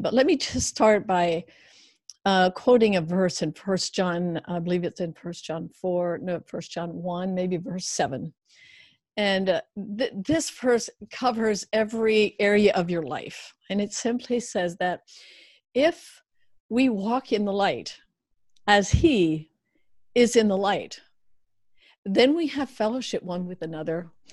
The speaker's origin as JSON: {"language": "English", "country": "United States", "tie": "born or raised there", "said": "I grew up in the Amish uh, background uh, culture, and uh, then eventually Amish Mennonite or Black Car Amish"}